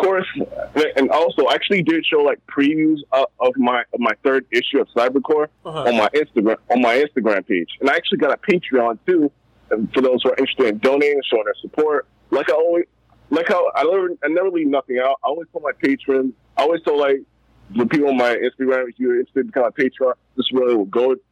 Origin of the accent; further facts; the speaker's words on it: Baltimore, Maryland, United States; I'm from Baltimore, Maryland